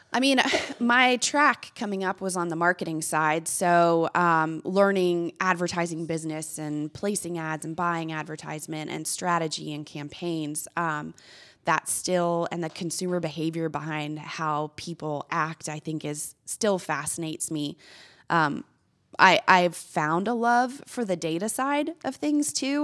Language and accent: English; Corpus Christi, Texas, United States; moved away as an adult; also born or lived in Arkansas / Memphis; my hometown, Corpus Christi